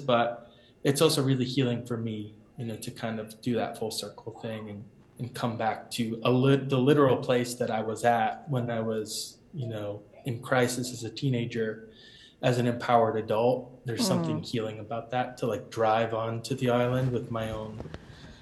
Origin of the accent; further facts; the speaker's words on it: Boston, Massachusetts, United States; I was born and raised in Rosendale and Jamaica Plain in the city